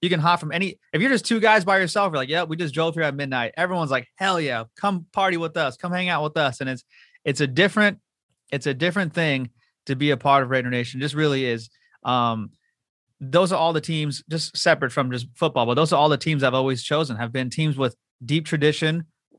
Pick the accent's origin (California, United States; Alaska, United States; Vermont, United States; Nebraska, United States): California, United States; Southern; I'm from Southern California